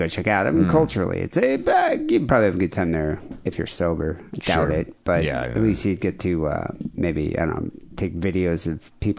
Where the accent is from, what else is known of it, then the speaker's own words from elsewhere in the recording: Louisiana, United States; born there; I was born outside of New Orleans.